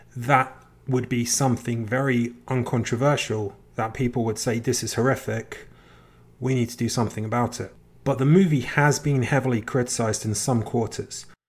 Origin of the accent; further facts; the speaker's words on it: England, United Kingdom; I'm from England. When I was a kid growing up, there was this particular very famous D J